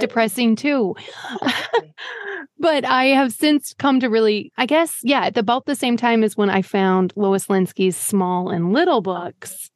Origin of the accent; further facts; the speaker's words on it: Green Bay, Wisconsin, United States; I'm from Green Bay.